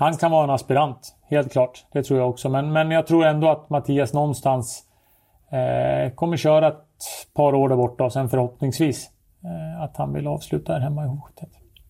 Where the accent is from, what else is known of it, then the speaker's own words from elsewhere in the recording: Surahammar, Västmanland, Sweden; när jag spelade hemma i Surahammar